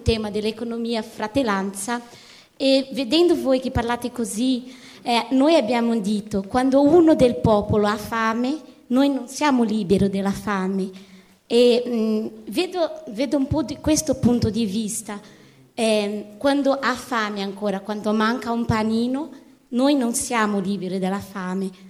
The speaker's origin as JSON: {"language": "Italian", "country": "Brazil", "second_language": "Italian", "moved": "yes", "said": "sono brasiliana"}